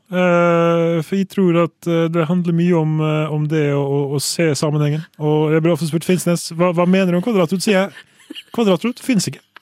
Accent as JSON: {"language": "Norwegian", "country": "Sweden", "lives_now": "Norway", "said": "Som dere hører, jeg er fra Sverige"}